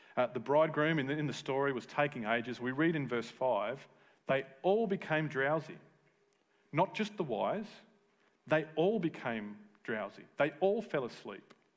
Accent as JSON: {"language": "English", "region": "Tasmania", "country": "Australia", "tie": "born or raised there", "said": "All my friends that I grew up with in Tassie"}